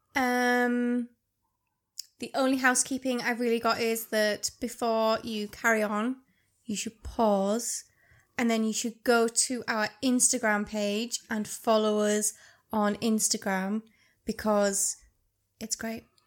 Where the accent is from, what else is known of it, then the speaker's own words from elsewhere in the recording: Cumbria, North West England, United Kingdom; We are from Cumbria. We are northern and proud.